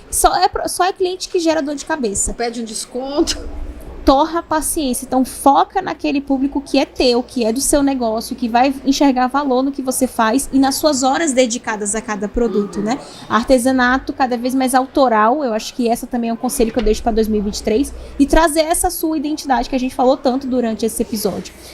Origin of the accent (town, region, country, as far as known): Northeast Brazil, Brazil; also born or lived in Asunción, Paraguay; now in Foz do Iguaçu, Brazil